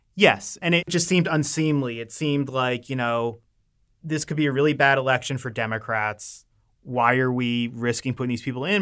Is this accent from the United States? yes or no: yes; Maryland, United States; I'm from Maryland. I love Maryland